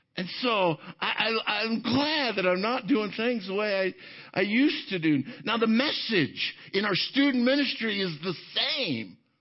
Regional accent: Arvada, Colorado, United States; I grew up in Arvada, right here in the Denver area

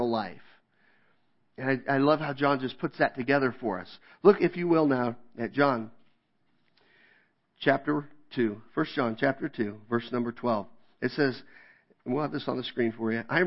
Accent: Kansas, United States; moved away; I grew up in Kansas

